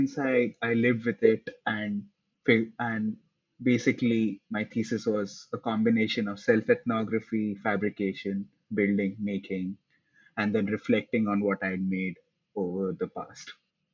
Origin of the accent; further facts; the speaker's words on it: India; moved away as an adult; now in New York, United States; I grew up in India next to a desert